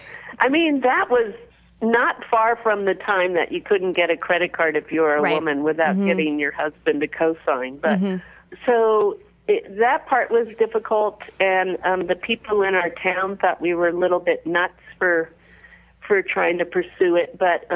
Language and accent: English; Washington, District of Columbia, United States; moved away as an adult; now in California, United States; we're both from the Washington, D.C. area, and we had both moved back there and actually lived with a group of people.